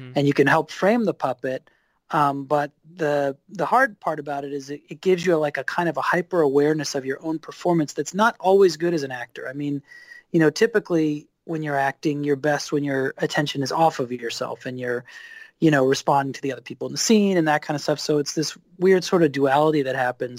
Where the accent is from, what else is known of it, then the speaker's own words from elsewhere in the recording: East Coast, Maryland, United States; moved away as an adult; also born or lived in Philadelphia / New York; I grew up on the East Coast